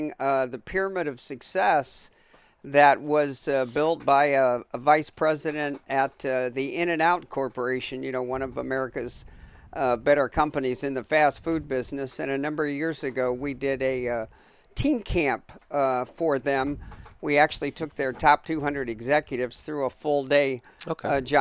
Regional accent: Shelby, Ohio, United States; moved away as an adult; also born or lived in Kalamazoo, Michigan; I grew up in northern Ohio, a small town about 10,000 people in Shelby, Ohio.

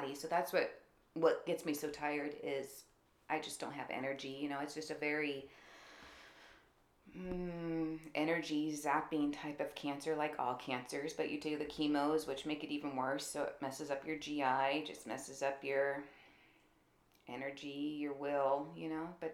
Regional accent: Fair Oaks, California, United States; I grew up in Fair Oaks, California, which is north of Sacramento

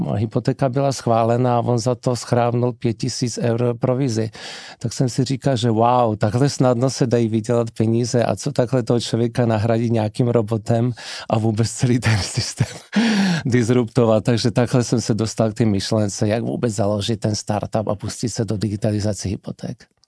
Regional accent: Slovakia; first language Slovak; Czech is a second language; Já jsem vlastně Čechoslovák, protože můj tatínek je Čech a maminka je Slovenka. Narodil jsem se v Československu, mám obě občanství, ale slovenština je můj první jazyk, čeština druhý

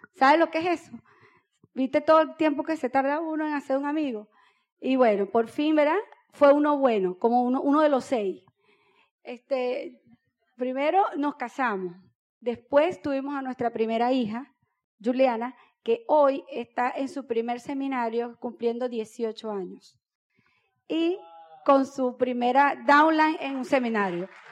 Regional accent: Boca del Río, Nueva Esparta, Venezuela; Yo nací en Boca del Río

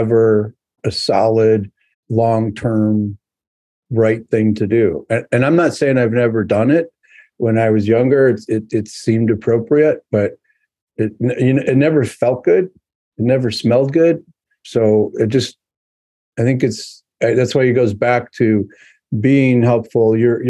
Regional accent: New York, United States; I'm a New Yorker at heart

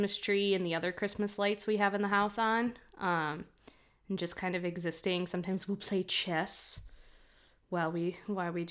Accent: Chicago, Illinois, United States; I'm a fucking Chicagoan

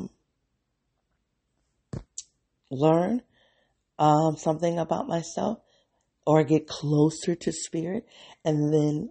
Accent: Midwest, United States; moved away as an adult; also born or lived in the South; I'm from the Midwest, and I'm in like this, from a factory town

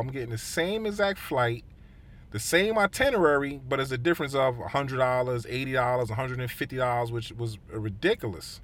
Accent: United States; as an American

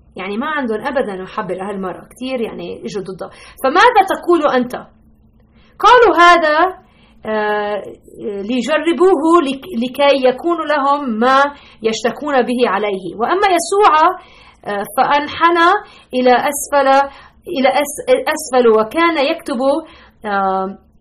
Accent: Lebanon; now in Chicago, United States; انا اصولا من لبنان ربيت بلبنان

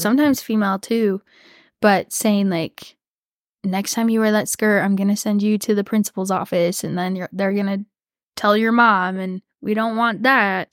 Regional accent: Texas, United States; growing up in Texas

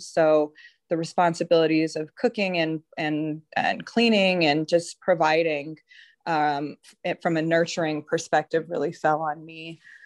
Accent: Denver, Colorado, United States; I grew up in Denver

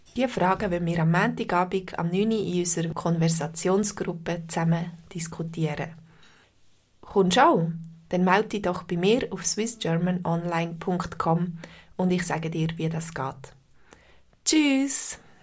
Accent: Switzerland; Bei uns in der Schweiz

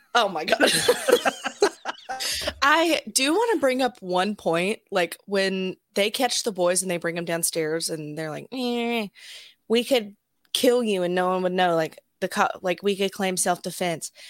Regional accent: Alabama, United States; I grew up in Alabama

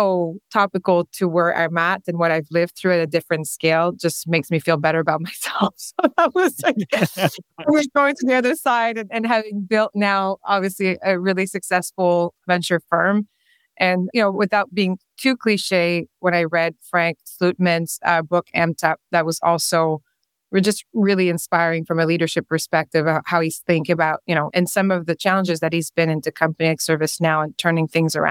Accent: Quebec, Canada; first language French; English is a second language; moved away as an adult; also born or lived in Whistler; I'm originally from Quebec. I'm French-speaking

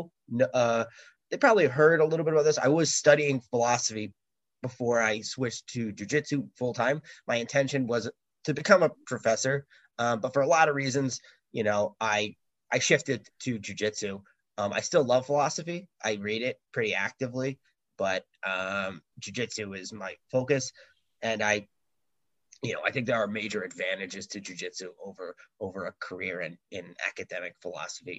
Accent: New York, United States; moved away as an adult; now in Singapore; I grew up in New York.

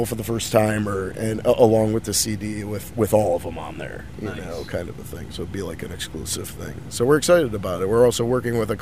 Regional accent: Chicago, Illinois, United States; now in Los Angeles, United States; I'm originally from Chicago

